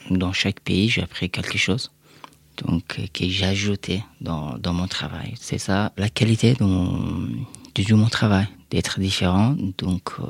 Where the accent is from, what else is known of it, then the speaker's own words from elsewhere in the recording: Afghanistan; now in France; Quand j'ai quitté l'Afghanistan, et bah, j'étais un réfugié.